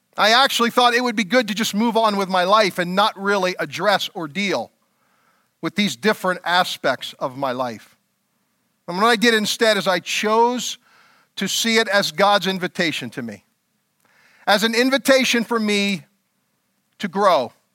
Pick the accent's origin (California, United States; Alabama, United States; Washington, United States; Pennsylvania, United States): Pennsylvania, United States; Elverson; I moved out of my hometown of Elverson, Pennsylvania